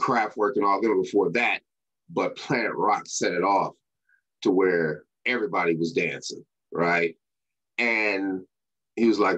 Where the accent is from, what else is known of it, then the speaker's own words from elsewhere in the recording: Denver, Colorado, United States; moved away as an adult; also born or lived in Sacramento, California; I grew up in Denver, Colorado, and went to school at Sacramento State University in Sacramento, California